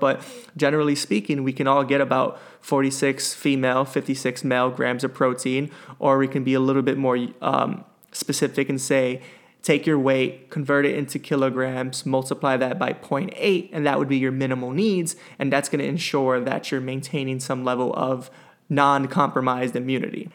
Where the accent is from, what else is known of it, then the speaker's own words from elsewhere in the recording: New York, United States; as a New Yorker